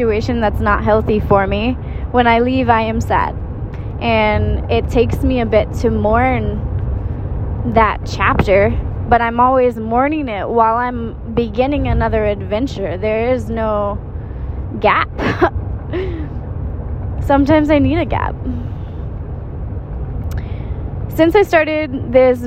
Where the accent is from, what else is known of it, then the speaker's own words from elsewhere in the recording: southeast rural Missouri, United States; moved away as an adult; I come from a small town in southeast rural Missouri